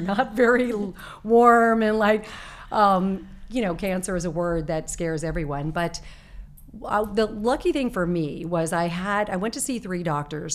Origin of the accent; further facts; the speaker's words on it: Arizona, United States; moved away; I was growing up in Arizona